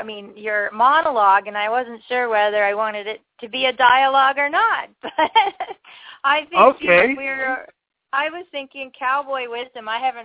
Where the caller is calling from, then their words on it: Ontario, Canada; I'm calling from Ontario, Canada.